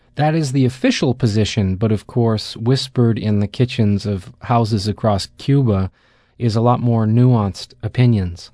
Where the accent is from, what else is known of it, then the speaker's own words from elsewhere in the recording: Canada; I come from Canada